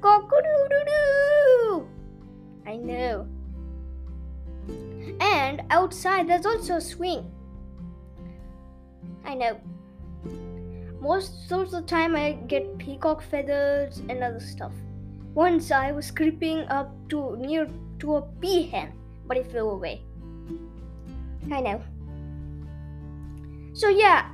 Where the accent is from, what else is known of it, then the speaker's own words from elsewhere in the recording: Kerala, India; moved away; Kerala is my hometown